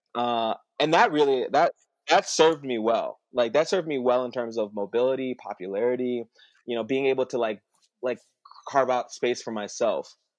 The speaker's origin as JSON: {"language": "English", "town": "South Bend", "region": "Indiana", "country": "United States", "tie": "born or raised there", "said": "I come from South Bend, you know, mm-hmm. like I, I grew up pretty poor. I went to an all-white school, like you know, shout out to Penn High"}